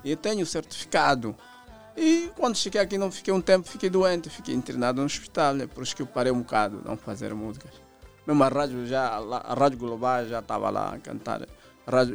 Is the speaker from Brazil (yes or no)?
no; Huíla, Angola; eu sou da Willa